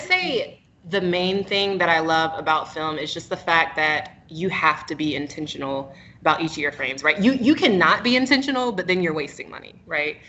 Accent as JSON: {"language": "English", "town": "Raleigh", "region": "North Carolina", "country": "United States", "lives_now": "Charlotte, United States", "said": "from um, Raleigh, North Carolina originally, but living in Charlotte, North Carolina currently"}